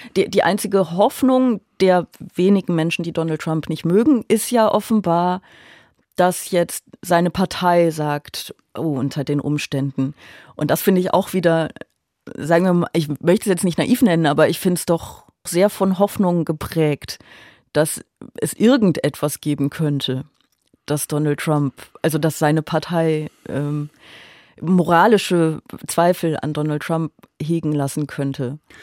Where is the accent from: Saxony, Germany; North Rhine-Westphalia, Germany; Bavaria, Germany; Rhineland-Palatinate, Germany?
North Rhine-Westphalia, Germany; Aachen; now in Berlin, Germany; Ich bin ja auch viel näher an meiner Heimat als normalerweise in Berlin, weil ich ja eigentlich aus Aachen komme